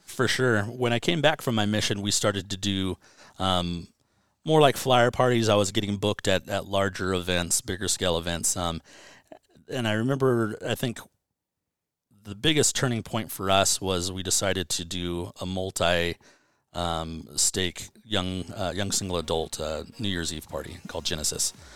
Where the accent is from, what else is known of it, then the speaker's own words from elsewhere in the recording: Banning, California, United States; growing up in Banning